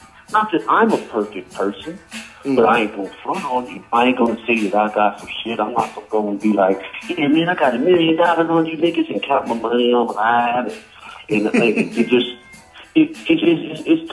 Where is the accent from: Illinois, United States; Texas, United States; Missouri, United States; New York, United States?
Texas, United States; Flintwood; growing up in Flintwood, Texas, going to all-white high school